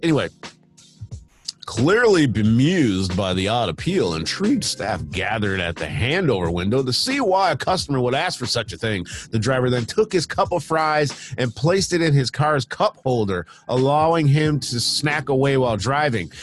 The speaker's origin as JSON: {"language": "English", "region": "Michigan", "country": "United States", "tie": "born or raised there", "moved": "as an adult", "lives_now": "United Kingdom", "said": "when I was a kid, when I grew up in Michigan, I lived in a townhouse"}